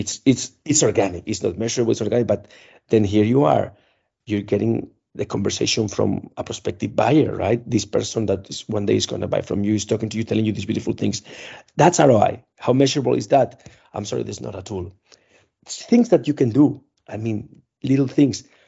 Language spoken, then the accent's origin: English; Spain; moved away as an adult; now in Czech Republic; I am from Spain